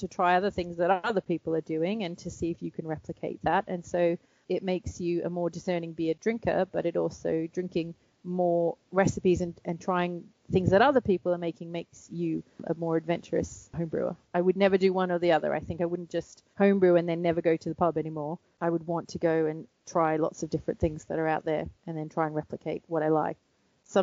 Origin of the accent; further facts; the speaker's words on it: Australia; moved away; I'm Australian.